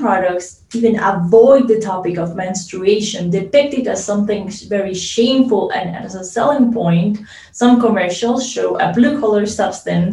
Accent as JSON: {"language": "English", "country": "Colombia", "said": "I am from Colombia"}